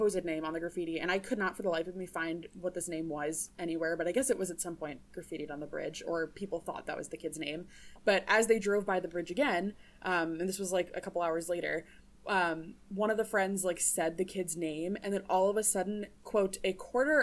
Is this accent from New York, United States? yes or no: no; New Jersey, United States; now in Minnesota, United States; I'm from New Jersey